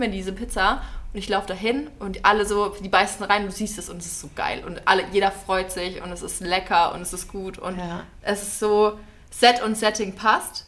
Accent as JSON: {"language": "German", "area": "near Nuremberg", "region": "Bavaria", "country": "Germany", "moved": "yes", "said": "ich komme ja ursprünglich aus der Nähe von Nürnberg"}